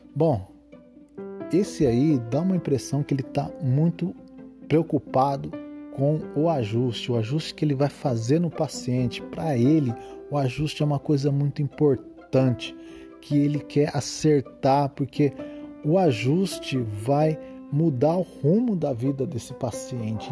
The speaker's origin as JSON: {"language": "Portuguese", "town": "Osvaldo Cruz", "region": "São Paulo", "country": "Brazil", "tie": "born or raised there", "said": "minha cidade natal, a cidade de Oswaldo Cruz, interior de São Paulo"}